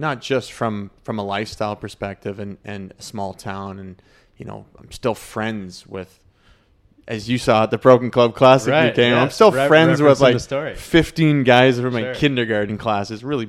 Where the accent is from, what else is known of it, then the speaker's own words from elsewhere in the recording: Canmore, Alberta, Canada; Growing up, where I grew up in Canmore, Banff, like it's the same.